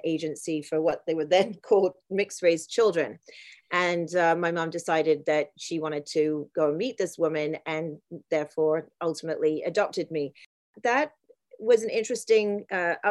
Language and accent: English; Isle of Wight, South East England, United Kingdom; I grew up on the Isle of Wight, which is a small island in the south of England